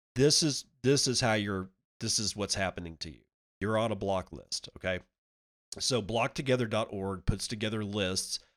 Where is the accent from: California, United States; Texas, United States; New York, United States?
Texas, United States; Midland; also born or lived in small town near Amarillo, Texas; I grew up in Midland